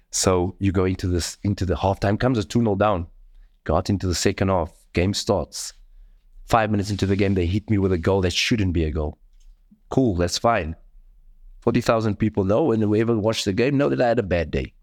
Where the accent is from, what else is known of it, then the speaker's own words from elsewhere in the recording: Cape Town, Western Cape, South Africa; the community where I come from. I come from Mitchells Plain.